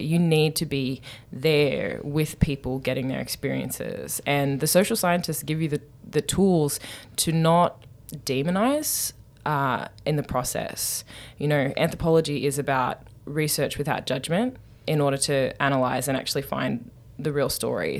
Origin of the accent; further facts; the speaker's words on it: Newcastle, New South Wales, Australia; moved away as an adult; now in United States; I'm from Newcastle